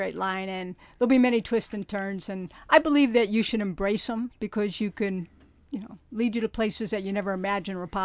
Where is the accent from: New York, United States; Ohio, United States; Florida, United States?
Ohio, United States; Cleveland; moved away as an adult; now in San Diego, United States; born and raised in Cleveland